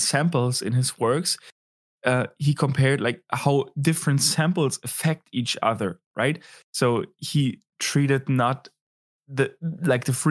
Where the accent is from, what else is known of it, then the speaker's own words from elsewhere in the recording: Berlin, Germany; my home city, hometown this evening, talking about Berlin